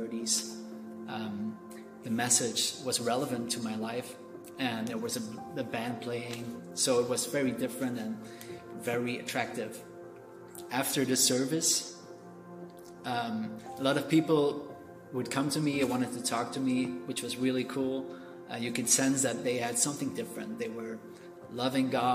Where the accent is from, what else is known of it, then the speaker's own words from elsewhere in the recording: Belgium; I am from Belgium, and I grew up as an atheist